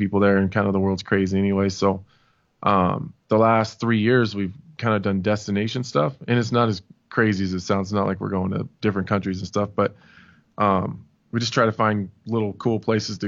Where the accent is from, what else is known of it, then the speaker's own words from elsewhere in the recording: Nebraska, United States; I'm from Nebraska